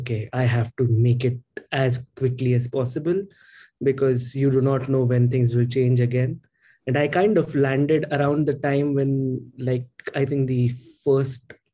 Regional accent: India; moved away as an adult; now in England; I'm originally from India. I'm studying at the University of Surrey

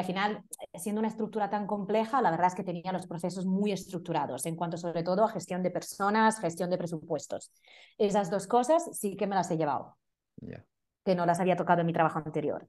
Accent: Italy; Spanish is a second language; moved away as an adult; now in Madrid, Spain; soy italiana

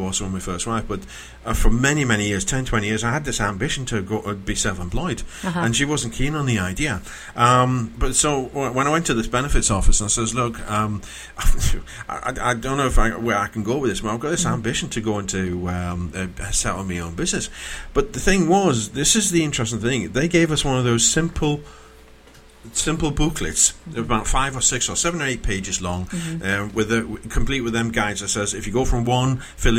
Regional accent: Newcastle upon Tyne, North East England, United Kingdom; I'm from Newcastle

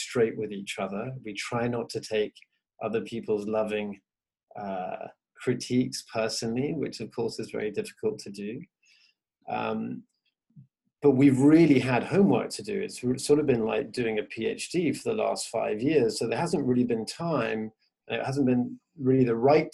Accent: England, United Kingdom; I'm Venezuelan American, but grew up in England

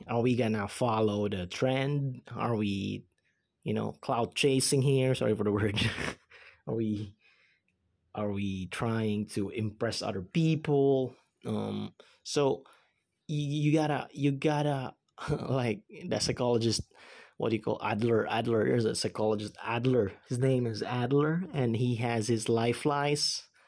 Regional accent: Philippines; English is a second language; I'm a Filipino, I'm the Philippines

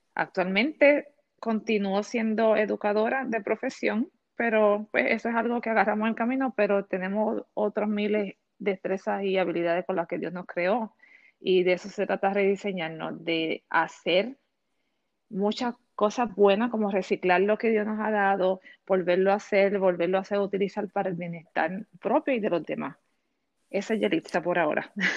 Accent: Puerto Rico; moved away as an adult; now in Orlando, United States; soy natural de Puerto Rico. Llevo alrededor de 13 años viviendo aquí en Orlando.

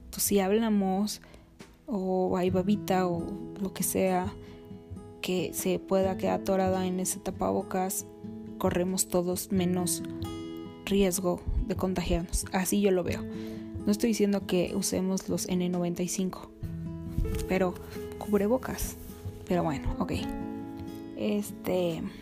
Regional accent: Mexico; si sabes de qué tamaño es el país que estás gobernando y lo necio que somos los mexicanos

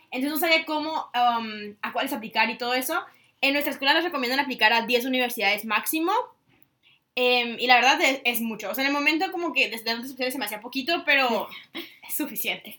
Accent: Tijuana, Baja California, Mexico; now in Singapore; yo en mi país, o sea, si me hubiera quedado en Tijuana

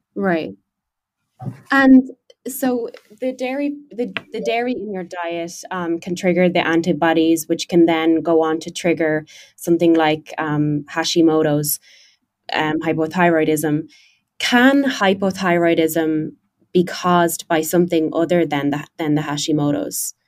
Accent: Ireland; moved away as an adult; I'm Irish and um, I you know spent 24 years of my life in Ireland

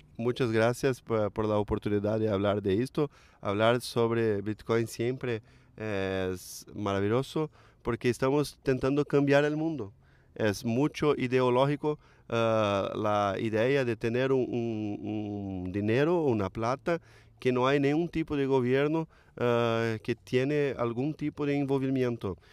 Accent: Brazil; Spanish is a second language; soy brasileño, no hablo fluidamente

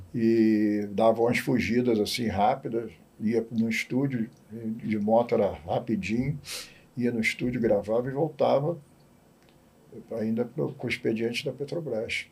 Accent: Rio de Janeiro, Brazil; also born or lived in Campinas; Tijuca, que eu morava na Tijuca, nasci e me criei na Tijuca

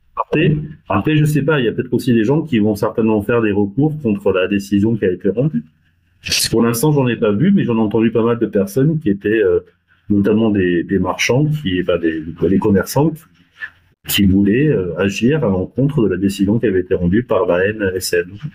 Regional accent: France; on, on est français

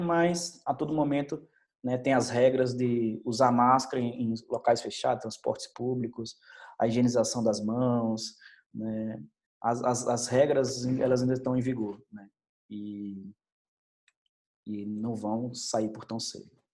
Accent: Salvador, Bahia, Brazil; moved away as an adult; also born or lived in Senhor do Bonfim, Bahia; a minha terra, a Bahia, né? da onde eu sou, nasci em Salvador, mas é, trabalho em Seu do Bonfim

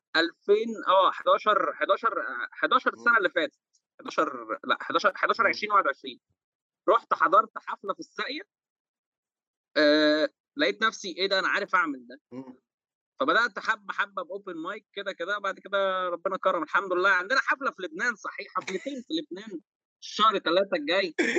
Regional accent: Egypt; عندنا في مصر

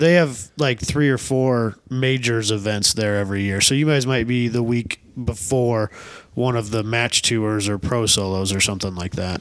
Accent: Northwest Iowa, United States; just ten, fifteen minutes from our hometowns

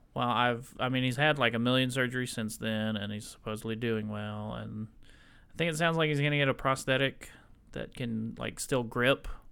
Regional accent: the South, United States; I'm in the South, man. I'm from the South.

